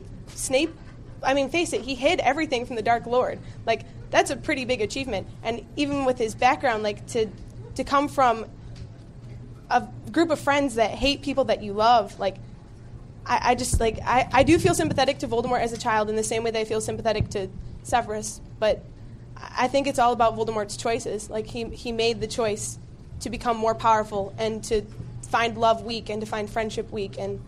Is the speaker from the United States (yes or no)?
yes; Evanston, Illinois, United States; Oh, I'm from Evanston, Illinois.